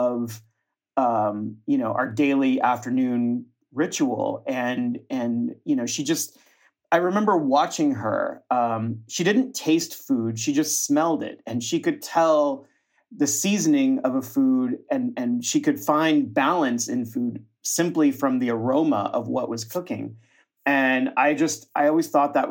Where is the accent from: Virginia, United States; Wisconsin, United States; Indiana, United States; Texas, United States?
Texas, United States; Austin; I was born in Austin, Texas, as were most of my family. My grandparents are actually from northern Mexico, from Torreon and Monterrey, but my family settled in central Texas in Austin